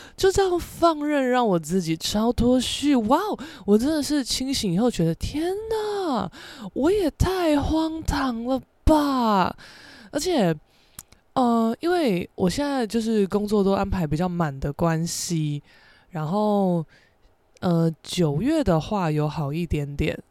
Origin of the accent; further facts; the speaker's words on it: Taiwan; accent: Taiwanese Mandarin; 我现在是有点台湾国语嘛